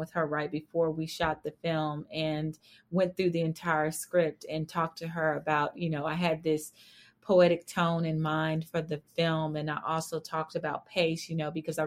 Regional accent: Fort Worth, Texas, United States; I grew up in Fort Worth, Texas

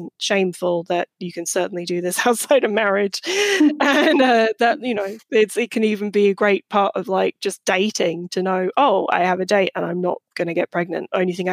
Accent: United Kingdom; moved away as an adult; now in United States; a British person who just moved to the US when I wrote my book

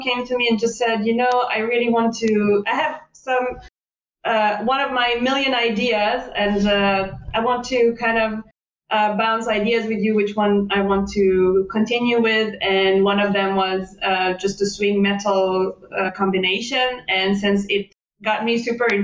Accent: Israel; now in Leipzig, Germany; I come from Israel

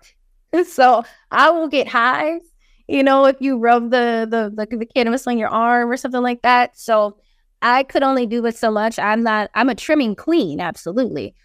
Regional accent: Hawaii, United States; moved away as an adult; also born or lived in California; now in Philadelphia, United States; I'm coming from Hawaii.

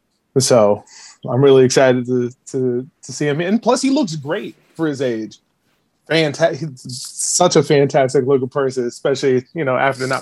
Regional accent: New Jersey, United States; So I'm originally from the New Jersey area. I'm still residing in New Jersey. Most of my family's from the Buffalo area. So I am one of very few Buffalonians that were raised away from family. So I'm 29

